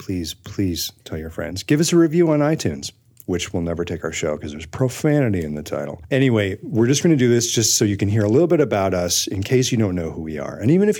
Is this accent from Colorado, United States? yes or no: yes; Colorado, United States; I'm from Colorado.